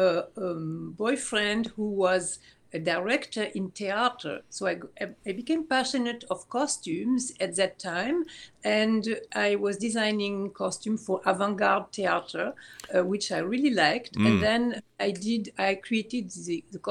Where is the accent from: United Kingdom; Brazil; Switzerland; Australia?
Switzerland; moved away; I grew up in Switzerland.